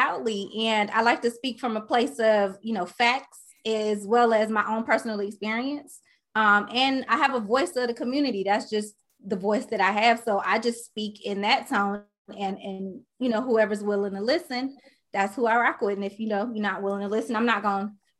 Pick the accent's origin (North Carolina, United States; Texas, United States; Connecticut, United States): North Carolina, United States; Charlotte; moved away as an adult; now in Los Angeles, United States; I'm from Charlotte, North Carolina. I've been in LA since